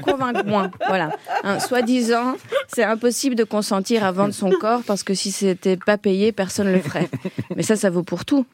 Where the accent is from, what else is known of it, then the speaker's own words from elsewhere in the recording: Belgium; moi, je viens de Belgique